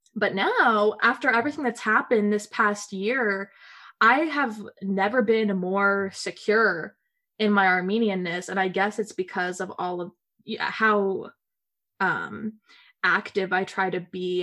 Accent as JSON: {"language": "English", "town": "Nashville", "region": "Tennessee", "country": "United States", "tie": "born or raised there", "moved": "as an adult", "lives_now": "Washington, D.C., United States", "said": "growing up in the South in America, um, the American South"}